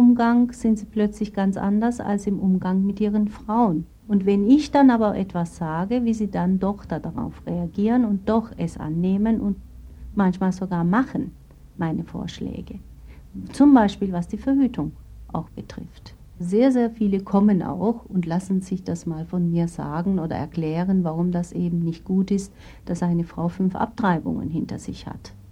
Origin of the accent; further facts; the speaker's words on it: Turkey; Und sobald die gehört haben, ich bin Türkin, bin ich sogar da abgewiesen worden.